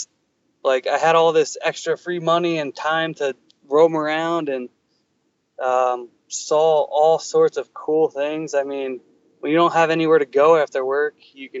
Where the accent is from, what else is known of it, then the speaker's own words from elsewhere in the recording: New Jersey, United States; moved away as an adult; also born or lived in California; I grew up in New Jersey forever, whatever, let's call it 26 years